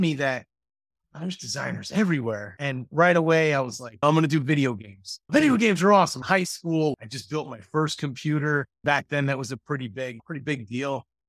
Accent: Mendota, Illinois, United States; I grew up in, uh, Mendota, Illinois

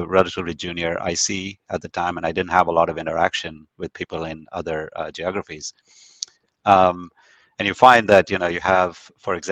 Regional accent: India; moved away; growing up in India, there's definitely more formality that I was used

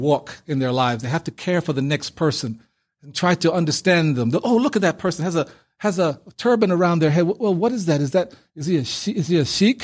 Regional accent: New York City, New York, United States; also born or lived in Panama City, Panama; coming into Brooklyn, New York as an eight-year-old on a student visa

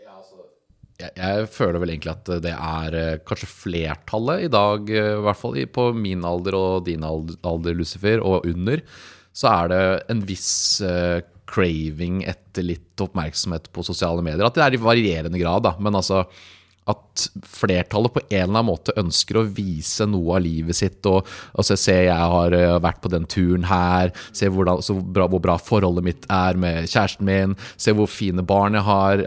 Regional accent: Lier, Buskerud, Norway; jeg kommer fra Lier

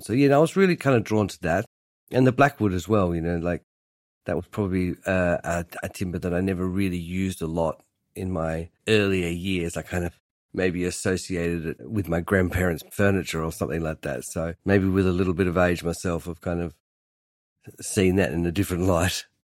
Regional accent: Hobart, Tasmania, Australia; now in London, United Kingdom; I grew up in Hobart, making furniture in my family shed

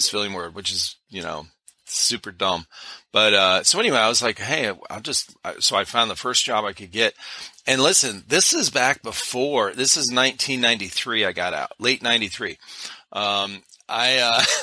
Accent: Cleveland, Ohio, United States; I grew up in Cleveland area, Cleveland, Ohio

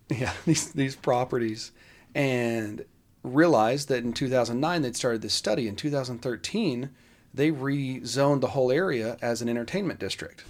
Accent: Dallas, Texas, United States; I grew up in the Kessler Park area

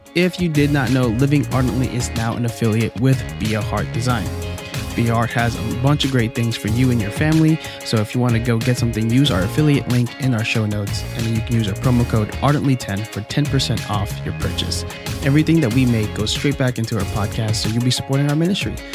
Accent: Philippines; I'm Filipino.

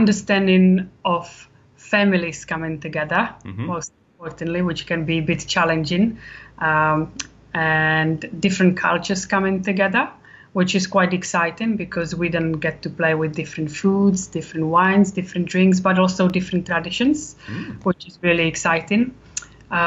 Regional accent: Czechia; moved away as an adult; now in Warwickshire, United Kingdom; I am from Czech Republic, but I've lived in UK for 20 years.

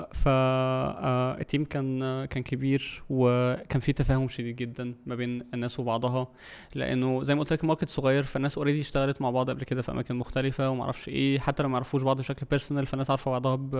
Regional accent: Egypt; عندنا في مصر

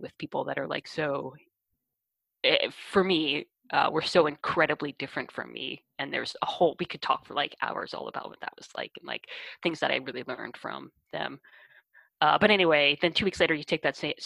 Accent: Hoboken, New Jersey, United States; moved away as an adult; now in Seattle, United States; I'm from Hoboken, New Jersey

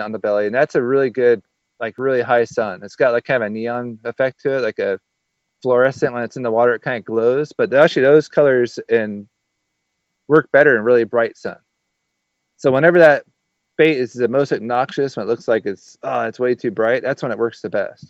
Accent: West Coast, United States; moved away; I grew up on the West Coast.

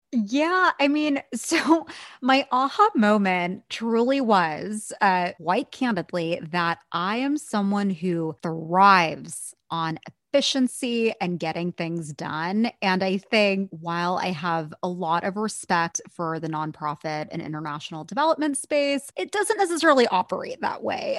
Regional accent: Bay Area, California, United States; I grew up in the Bay Area

